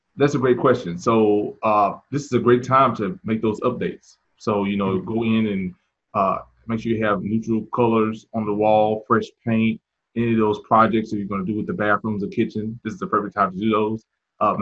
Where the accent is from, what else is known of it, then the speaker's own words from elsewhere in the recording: Mississippi, United States; now in Charlotte, United States; I'm originally from uh, Mississippi, uh, mm so uh, came to Charlotte um, several years back